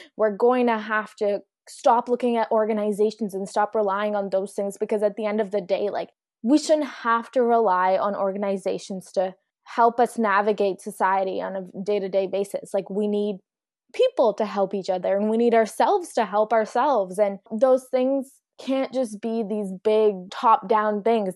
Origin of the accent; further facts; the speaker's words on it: Mississauga, Ontario, Canada; also born or lived in Pakistan; I grew up in Mississauga, which is quite diverse